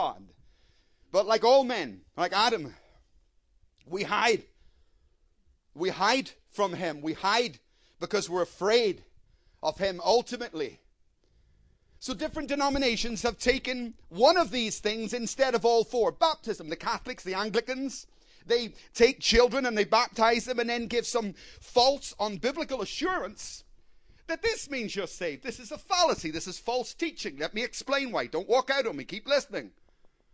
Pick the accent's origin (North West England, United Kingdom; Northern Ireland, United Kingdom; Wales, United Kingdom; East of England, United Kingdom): Northern Ireland, United Kingdom; Belfast; I come from Belfast. I heard many bombs in my life